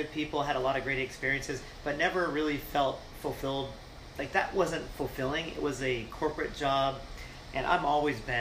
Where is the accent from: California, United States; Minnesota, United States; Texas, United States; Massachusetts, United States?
Massachusetts, United States; moved away; also born or lived in Florida; originally born in Massachusetts, and found myself down in Florida